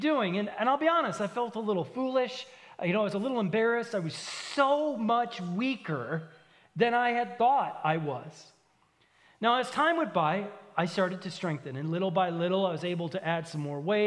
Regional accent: Minneapolis–Saint Paul, Minnesota, United States; moved away; I'm from the Twin Cities in Minnesota. That's thousands of miles from here

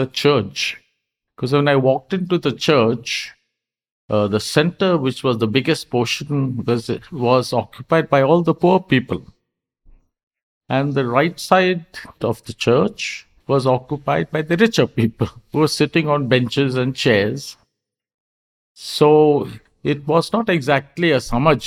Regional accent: Karnataka, India; I was from Karnataka

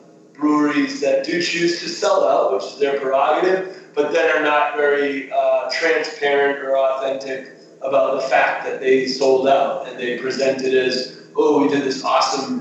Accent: Amherst, Massachusetts, United States; I grew up in Western Massachusetts, out near Amherst, Mass.

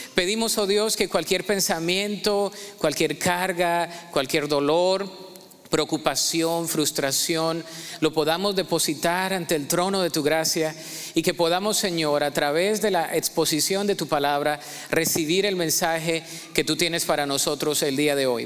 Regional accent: Ibagué, Tolima, Colombia; moved away; Ibagué, de ahí soy.

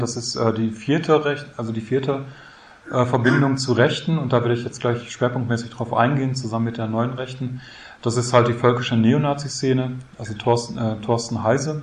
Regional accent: Münster, North Rhine-Westphalia, Germany; Bei uns in Münster, ich komme aus Münster

